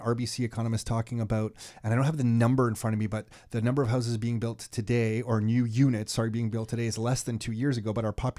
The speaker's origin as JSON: {"language": "English", "town": "Mississauga", "region": "Ontario", "country": "Canada", "tie": "born or raised there", "said": "Those two buildings where we grew up in Mississauga, we were just talking about them. Buildings. These are two rental buildings, east side of Mississauga, Burnhamthorpe on the border of Etobicoke, pretty much."}